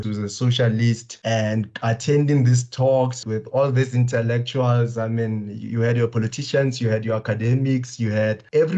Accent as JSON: {"language": "English", "region": "Limpopo", "country": "South Africa", "tie": "born or raised there", "said": "I grew up in the Luwakgomo, Limpopo, surrounded by a lot of politically minded people."}